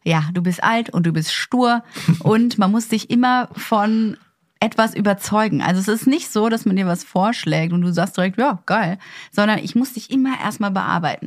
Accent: Ruhr area, North Rhine-Westphalia, Germany; now in Berlin, Germany; Ich meine, ich komme aus dem Ruhrgebiet, da ist es ja komplett normal, dass da jeder sein kleines, äh, Einfamilienhaus hat

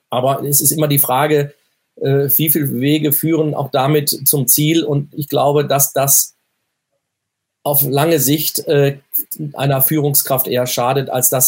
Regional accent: North Rhine-Westphalia, Germany; mein Naturell, ich bin ja aus, ein Kind des Ruhrgebiets und bin sag mal, stets positiv, halbvolles Glas.

